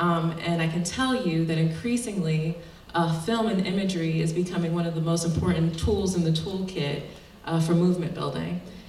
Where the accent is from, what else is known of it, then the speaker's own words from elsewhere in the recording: Philadelphia, Pennsylvania, United States; I grew up in Philly